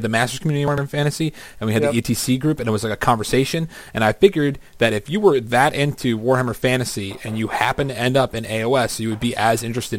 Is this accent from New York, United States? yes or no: yes; New York, United States; even though I'm from New York